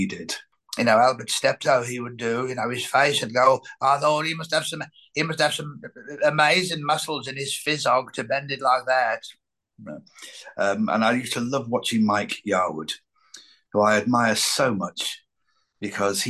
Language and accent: English; Lancashire, North West England, United Kingdom; growing up in Lancashire, I was surrounded by so many characters